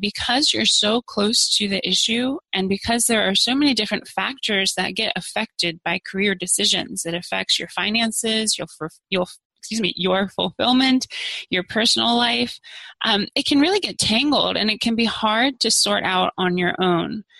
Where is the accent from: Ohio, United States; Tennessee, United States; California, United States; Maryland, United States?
Maryland, United States; Maryland side of the DC area, United States; moved away as an adult; now in Arlington, United States; I grew up on the Maryland side